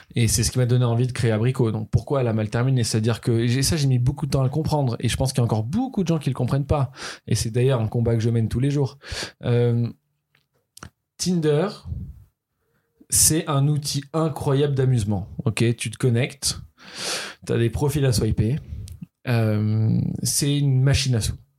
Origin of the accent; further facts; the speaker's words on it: Toulouse, Occitania, France; moved away; also born or lived in Paris; Je suis né à Toulouse, mon adolescence est passée à Toulouse.